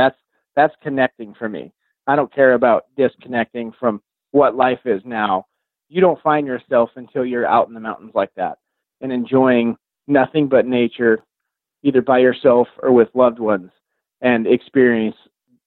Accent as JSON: {"language": "English", "region": "Oregon", "country": "United States", "said": "I'm from Southern Oregon, and black-tailed deer are ghosts."}